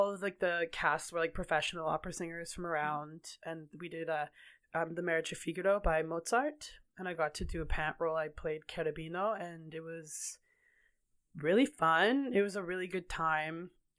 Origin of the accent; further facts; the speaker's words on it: Kelowna, British Columbia, Canada; I grew up in Kelowna, BC, born and raised until I was 20 years old.